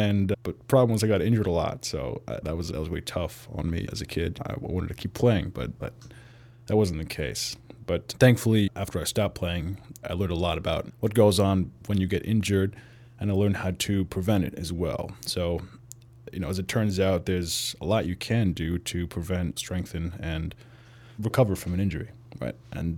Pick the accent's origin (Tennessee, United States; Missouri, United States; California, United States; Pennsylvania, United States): California, United States; also born or lived in Pittsburgh / Germany; I was born in Pittsburgh and moved to Germany. Soccer was very big there. And then when I moved to the U.S., in California, I heard about football for the first time in fifth grade